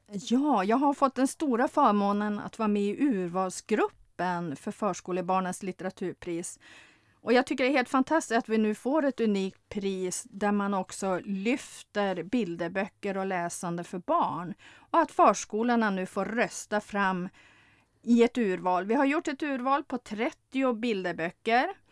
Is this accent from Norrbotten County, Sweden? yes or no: no; Lövånger, Västerbotten County, Sweden; jag kommer från norra Sverige, från Lövånger